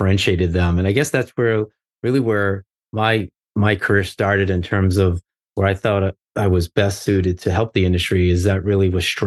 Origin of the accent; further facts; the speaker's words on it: Arlington, Massachusetts, United States; I grew up in outside of Boston, Massachusetts, about 12 miles north of Boston in a town called Arlington. And so I was born and raised